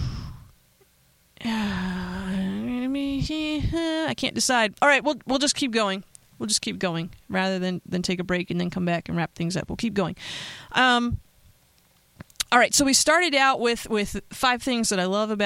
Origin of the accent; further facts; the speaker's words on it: Pennsylvania, United States; my home state